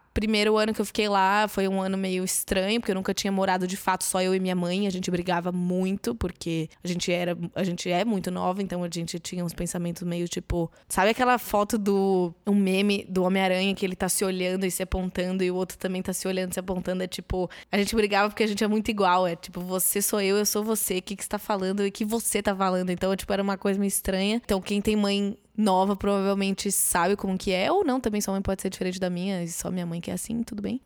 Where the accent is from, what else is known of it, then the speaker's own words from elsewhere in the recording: Catanduva, São Paulo, Brazil; now in São Paulo, Brazil; eu nasci em Catanduva, São Paulo, interior de São Paulo